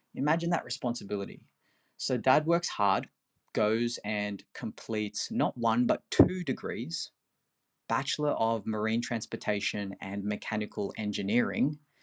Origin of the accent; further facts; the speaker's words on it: Philippines; moved away; I'm originally from the Philippines.